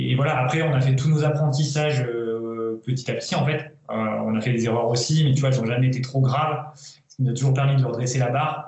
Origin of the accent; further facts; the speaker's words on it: Auvergne-Rhône-Alpes, France; moved away as an adult; also born or lived in Villefranche-sur-Saône; ma région natale, d'Auvergne